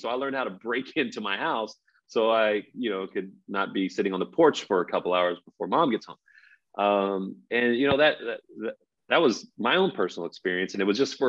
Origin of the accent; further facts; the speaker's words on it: Texas, United States; also born or lived in Los Angeles; we grew up in Texas